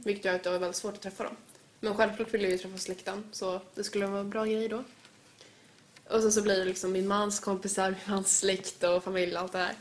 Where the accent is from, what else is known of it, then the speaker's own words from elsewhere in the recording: Sweden; jag är ju född i Sverige, jag har varit med liksom, alltså jag har varit i Sverige hela mitt liv